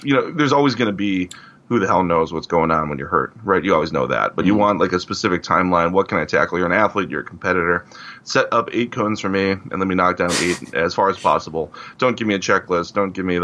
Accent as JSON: {"language": "English", "town": "Cleveland", "region": "Ohio", "country": "United States", "tie": "born or raised there", "said": "I grew up in Cleveland"}